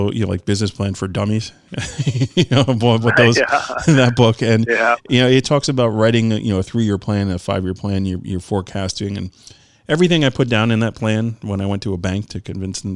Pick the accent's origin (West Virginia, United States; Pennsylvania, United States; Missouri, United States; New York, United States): New York, United States; I'm from New York